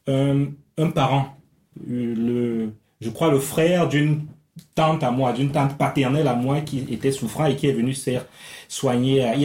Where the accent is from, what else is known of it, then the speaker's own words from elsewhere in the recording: Ebolowa, South, Cameroon; je vais dans mon village, je suis né au sud, à Ibolova justement, mm. donc c'est une région que je connais assez, assez, assez bien.